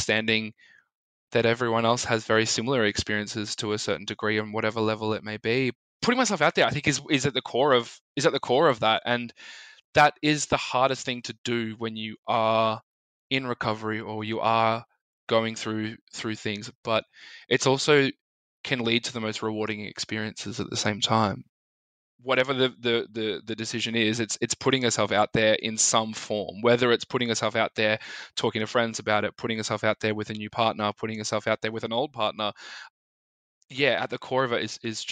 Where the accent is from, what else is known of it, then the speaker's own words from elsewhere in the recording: Melbourne, Victoria, Australia; I'm from Melbourne in Australia, and I'm a musician, performer, and an advocate for body image concerns